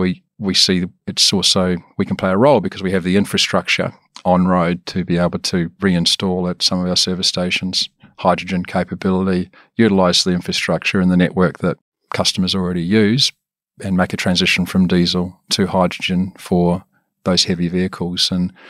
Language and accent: English; Wellington, New Zealand; Originally from New Zealand, so from Wellington. Yep. That's my home.